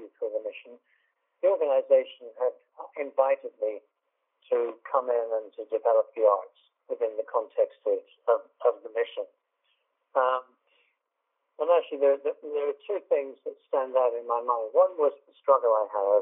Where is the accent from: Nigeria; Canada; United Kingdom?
United Kingdom; England; I'm English